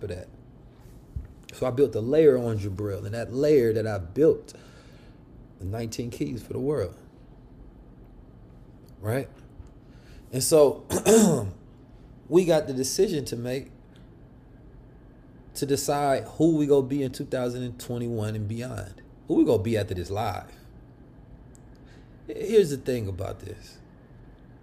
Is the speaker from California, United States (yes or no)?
yes; Oakland, California, United States; The street Muslims I grew up with in Oakland, California